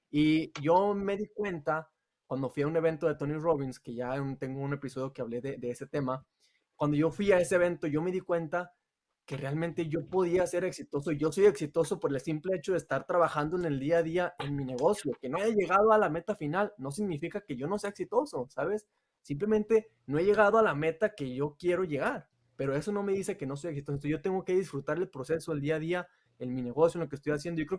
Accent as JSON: {"language": "Spanish", "town": "Torreón", "region": "Coahuila", "country": "Mexico", "said": "pero es de Torreón también. Y yo también soy de Torreón."}